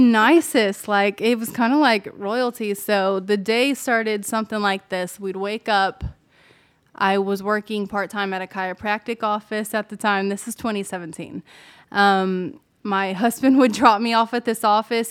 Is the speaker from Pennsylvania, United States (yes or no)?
no; Ozark Mountains, Missouri, United States; moved away as an adult; now in Nashville, United States; I'm from the Ozark Mountains in Missouri, so not far from, like, the Branson area, um, Springfield, Missouri. And I had grown up singing all my life